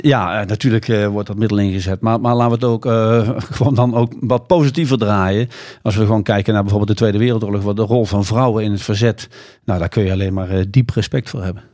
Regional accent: Netherlands; wij als Nederlanders

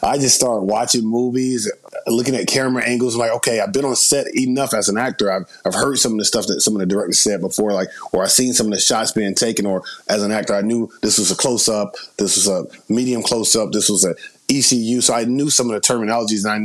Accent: Atlanta, Georgia, United States; moved away as an adult; now in Los Angeles, United States; Originally, I'm born and raised in Atlanta, Georgia, moved out to L.A. in 2012

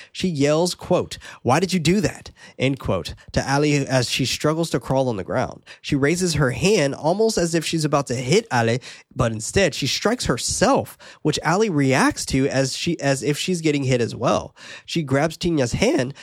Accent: United States; being American

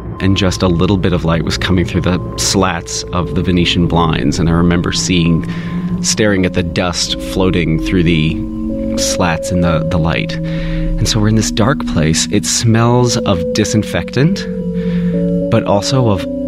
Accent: Kentucky, United States; I grew up in Kentucky

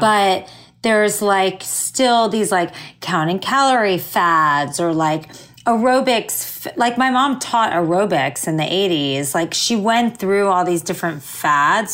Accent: suburb of Fort Lauderdale, South Florida, United States; moved away as an adult; also born or lived in Miami / New York; now in Los Angeles, United States; I grew up in South Florida, like a suburb of Fort Lauderdale.

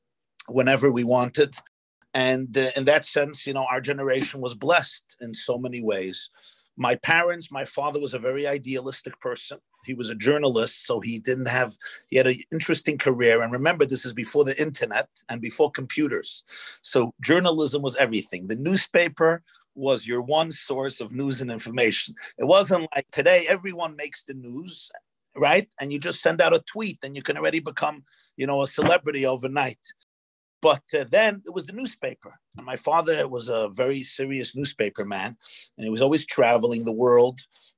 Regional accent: New York City, New York, United States; But I grew up in the Crown Heights section of Brooklyn.

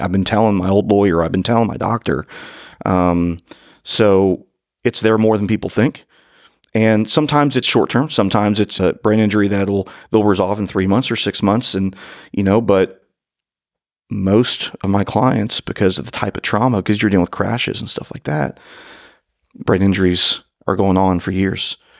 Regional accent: northern Kentucky, United States; born or raised there

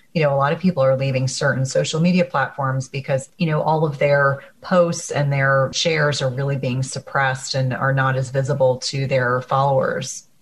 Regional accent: New Jersey, United States; moved away; I grew up in New Jersey

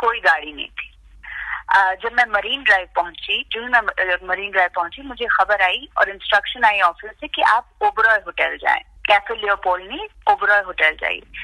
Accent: Jammu and Kashmir, India; now in Mumbai, India; मैं कश्मीर से हूँ I have lived in Kashmir through the violence through the years of terrorism

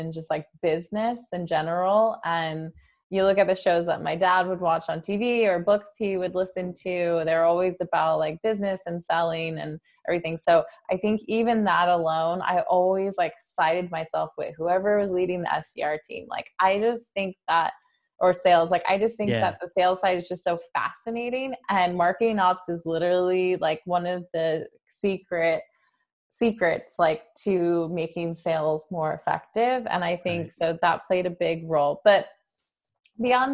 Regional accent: San Jose, California, United States; I grew up in San Jose

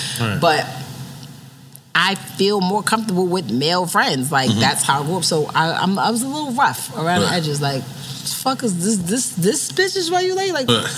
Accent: New York City, New York, United States; I'm from the Bronx, and I'm a hood chick.

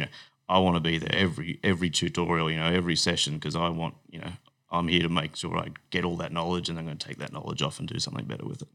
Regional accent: Brisbane, Queensland, Australia; moved away as an adult; also born or lived in Sydney; I grew up in Brisbane

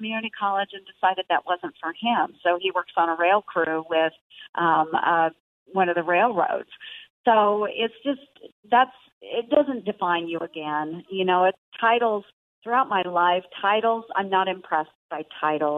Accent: Southwest Iowa, United States; I'm from Southwest Iowa, a very rural county

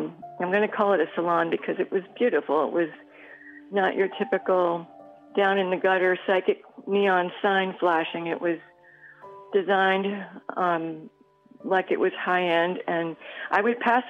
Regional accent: New York, United States; now in Florida, United States; I'm a New Yorker myself

